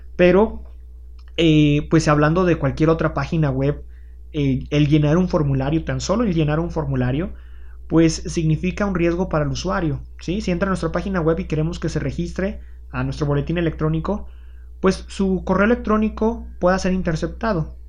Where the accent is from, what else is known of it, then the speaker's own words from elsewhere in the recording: Aguascalientes, Mexico; en mi caso, martillos en Aguascalientes